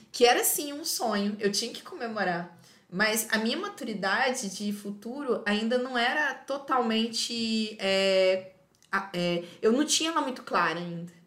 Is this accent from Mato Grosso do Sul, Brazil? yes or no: no; Minas Gerais, Brazil; moved away as an adult; also born or lived in Euclides da Cunha, Bahia; now in Feira de Santana, Brazil; A gente é mineiro, gente. A única coisa que não tem Minas é o quê? praia, é mar